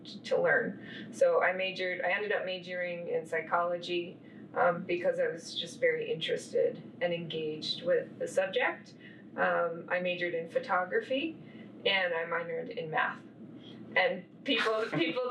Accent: Denver, Colorado, United States; moved away as an adult; now in Chicago, United States; I grew up in Denver, Colorado, and I came to Chicago in 2013

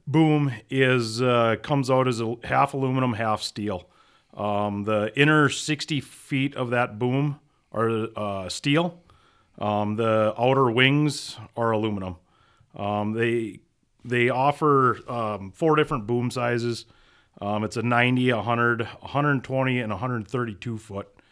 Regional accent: Minot, North Dakota, United States; originally, I grew up in Minot, North Dakota, uh, raised on a small grain farm

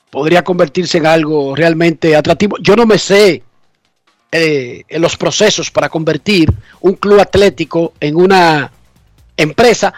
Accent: Buenos Aires de Herrera, Distrito Nacional, Dominican Republic; yo soy un tonto de Buenos Aires de Herrera

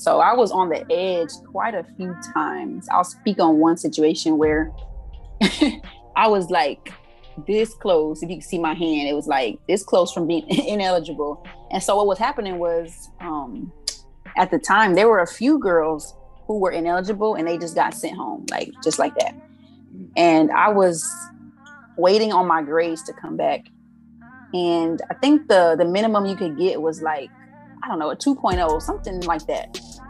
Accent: Arizona, United States; I didn't know what FAMU was prior to growing up in Arizona.

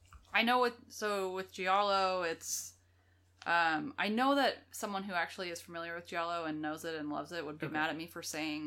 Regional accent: United States; We're American.

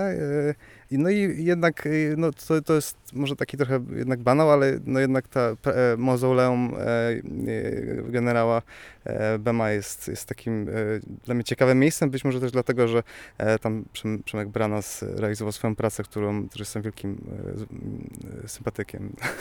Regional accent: Bytom, Silesian Voivodeship, Poland; now in Katowice, Poland; jako mieszkaniec też, no, może nie jakoś małego miasta, bo Katowic, ale jakby, jakby wychodziłem też, z, czy wychowywałem się w Bytomiu

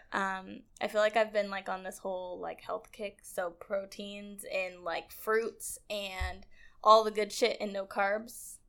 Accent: Edmonds, Washington, United States; I am from Edmonds, Washington

